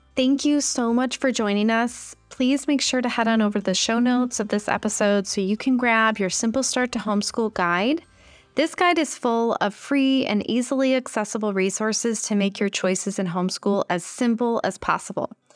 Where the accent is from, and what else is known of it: United States